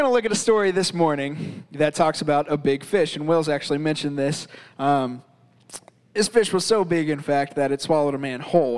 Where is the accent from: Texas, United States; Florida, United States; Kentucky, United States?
Florida, United States; now in Virginia, United States; I grew up in Florida, so I'm somewhat of an avid fisherman